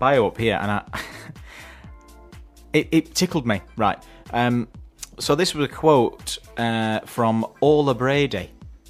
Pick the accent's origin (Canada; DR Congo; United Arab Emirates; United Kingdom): United Kingdom; Sheffield, Yorkshire and the Humber; I grew up in Grenaside.